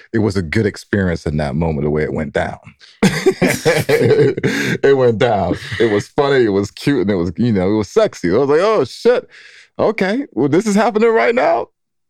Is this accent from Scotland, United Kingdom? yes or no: no; London, United Kingdom; moved away; from London, England, and been married to Angel here for going on 16 years now